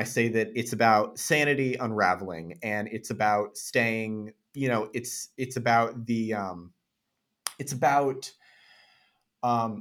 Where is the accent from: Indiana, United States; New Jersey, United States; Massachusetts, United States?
Massachusetts, United States; Chatham; my hometown of Chatham, Massachusetts